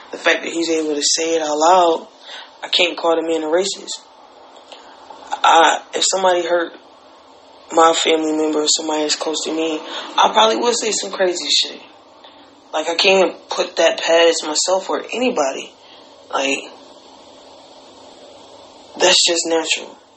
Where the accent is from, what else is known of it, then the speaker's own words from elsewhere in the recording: Alabama, United States; I'm from Alabama. I grew up in Alabama